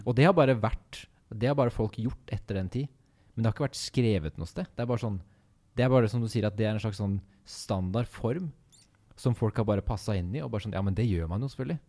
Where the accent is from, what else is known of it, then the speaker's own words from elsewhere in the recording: Kongsberg, Buskerud, Norway; Vi er to venner fra Kongsberg